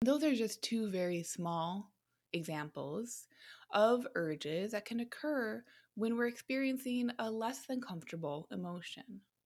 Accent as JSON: {"language": "English", "country": "United States"}